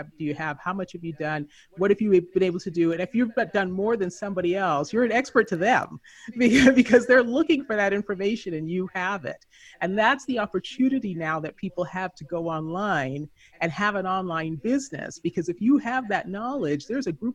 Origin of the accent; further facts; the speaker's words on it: Canada; moved away as an adult; also born or lived in Southern California / Philippines / Colombia / Chile; I grew up in Canada, so I joined the Canadian Foreign Service